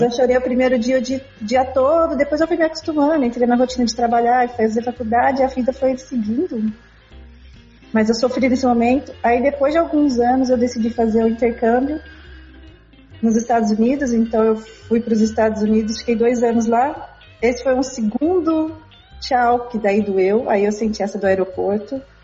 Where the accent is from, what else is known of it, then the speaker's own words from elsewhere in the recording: Aparecida, São Paulo, Brazil; moved away as an adult; eu morava no interior de São Paulo, sou de Aparecida